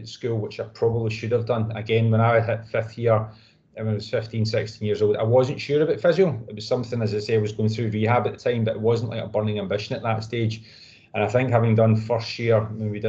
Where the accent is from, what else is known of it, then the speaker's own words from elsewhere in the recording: Glasgow, Scotland, United Kingdom; also born or lived in Northamptonshire; I'm from Glasgow, so I grew up in Glasgow and work in Glasgow as well there